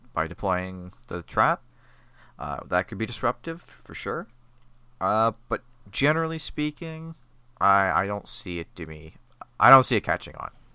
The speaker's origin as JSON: {"language": "English", "region": "Scotland", "country": "United Kingdom", "said": "I am Scottish. I am not Irish."}